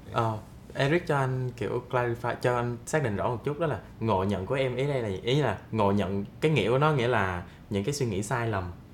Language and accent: Vietnamese; Binh Phuoc, Vietnam; moved away as an adult; mình xuất thân từ một vùng quê mình ở bình phước và cái chỗ của mình là sát biên giới campuchia luôn